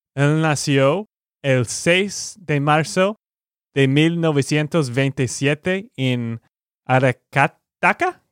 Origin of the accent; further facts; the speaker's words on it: Texas, United States; de Texas, Estados Unidos